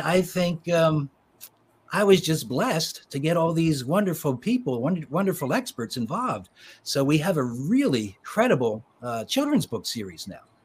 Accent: Philadelphia, Pennsylvania, United States; I was born in Philadelphia and grew up in the suburbs of Philly.

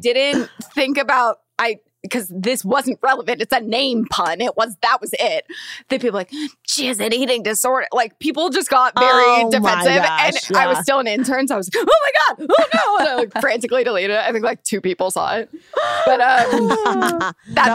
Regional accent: Thousand Oaks, California, United States; I grew up in Thousand Oaks

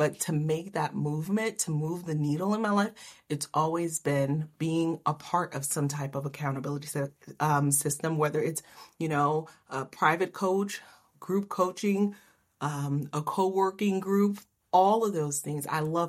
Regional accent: Haiti; moved away; also born or lived in Miami; I'm from Haiti

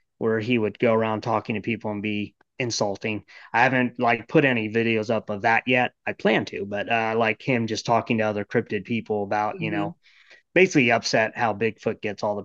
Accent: Ohio, United States; moved away as an adult; also born or lived in Florida; now in Maryland, United States; I grew up in Ohio

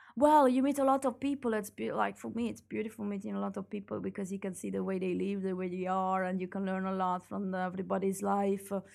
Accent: Italy; moved away as an adult; now in Belgium; my hometown is in I, is in Italy

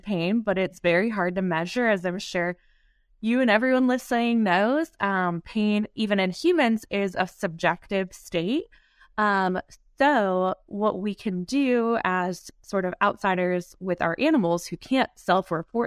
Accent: Ohio, United States; moved away; also born or lived in North Carolina; I'm originally from Ohio, grew up in 4-H

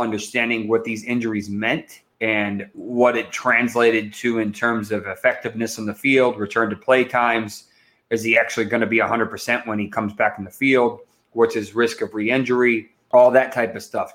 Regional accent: Massachusetts, United States; I grew up in Massachusetts

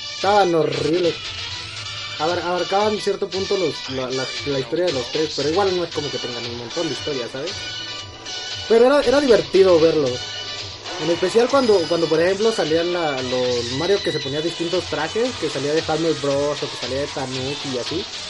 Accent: Mexico

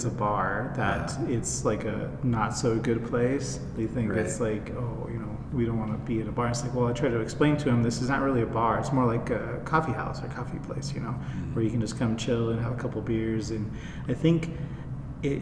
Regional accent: Colorado, United States; moved away as an adult; also born or lived in China; I was born here in Colorado, actually, in this area.

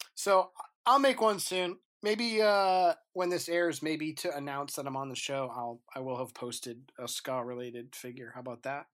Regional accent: New Hampshire, United States; I live 51 miles north of Boston, right? So I'm from New Hampshire.

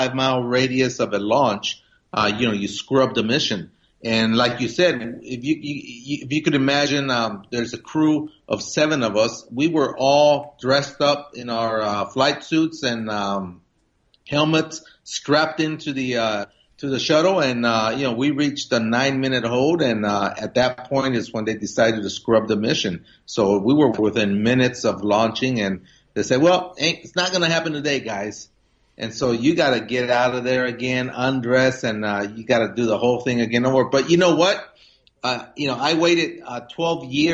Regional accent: Stockton, California, United States; also born or lived in Mexico; when I grew up here in the Central Valley of California

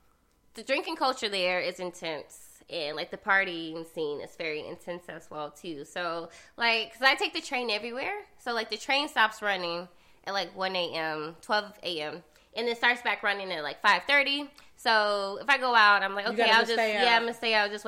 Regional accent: Atlanta, Georgia, United States; moved away as an adult; now in South Korea; And so we're both from Atlanta.

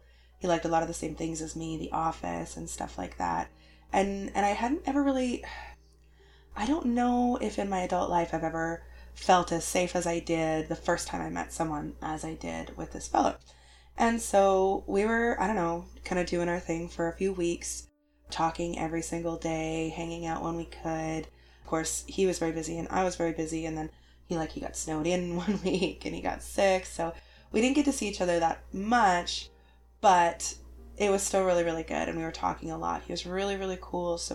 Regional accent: Canada; I'm super Canadian

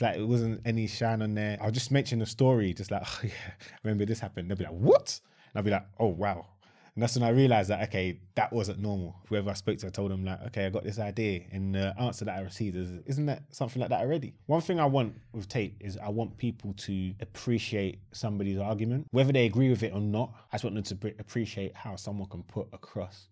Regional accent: Croydon, London, United Kingdom; I was born in Croydon

